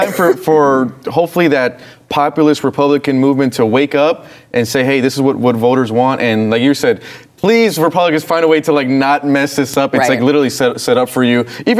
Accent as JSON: {"language": "English", "region": "California", "country": "United States", "said": "I'm from California"}